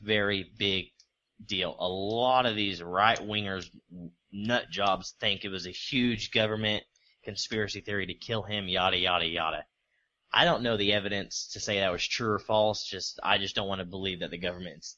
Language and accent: English; United States; I'm American